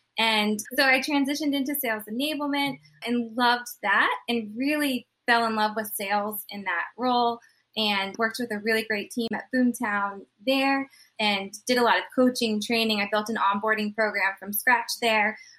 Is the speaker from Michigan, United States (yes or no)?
no; Charleston, South Carolina, United States; I'm from Charleston, South Carolina